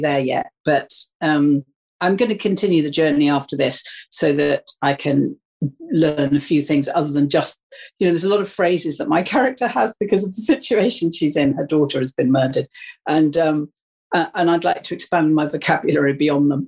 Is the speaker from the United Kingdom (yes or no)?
yes; Wales, United Kingdom; moved away; I come from Wales, I I am Welsh.